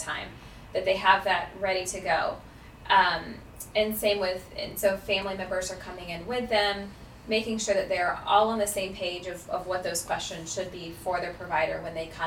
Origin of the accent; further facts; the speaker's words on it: Jacksonville, Florida, United States; I am actually born and raised in Jacksonville